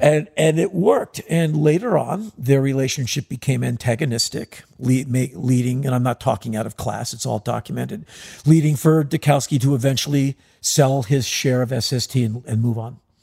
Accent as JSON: {"language": "English", "country": "United States", "said": "we're from America"}